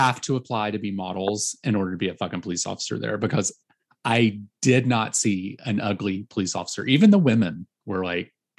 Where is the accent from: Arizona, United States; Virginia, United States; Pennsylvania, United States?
Virginia, United States; Fredericksburg; moved away; I was born in Fredericksburg, which isn't that far away from there